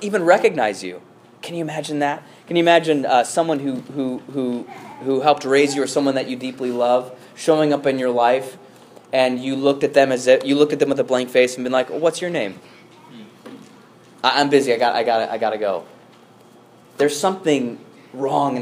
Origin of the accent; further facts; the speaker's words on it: Chicago, Illinois, United States; as a Chicagoan